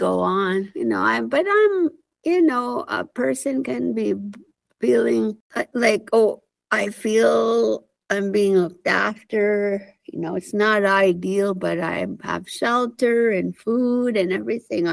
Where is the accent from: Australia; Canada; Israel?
Canada; Sturgeon Lake Cree Nation, Alberta; I'm from Sturgeon Lake Cree Nation, Treaty 8 Territory, and I currently sit in Valley View, Alberta